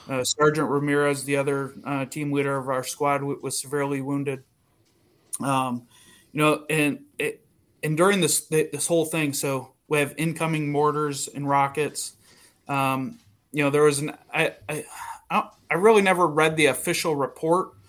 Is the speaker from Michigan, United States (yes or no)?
yes; Ludington, Michigan, United States; moved away as an adult; now in Saint Augustine, United States; I grew up in a real small tourist town in West Michigan